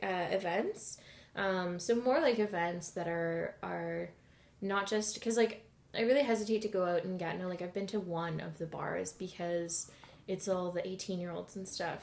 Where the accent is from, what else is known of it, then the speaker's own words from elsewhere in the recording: Edmonton, Alberta, Canada; now in Ottawa, Canada; I'm from Edmonton. I'm from Alberta.